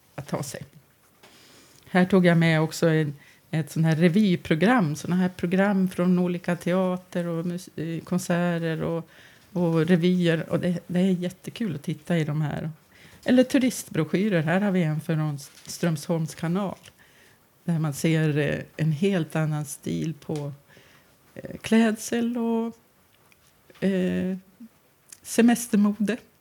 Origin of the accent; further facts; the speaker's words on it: Västerås, Västmanland, Sweden; jag är västeråsare och västmanlänning. Och, eh, både till börden och eh, att jag har bott här i Västerås i 40 år av mitt liv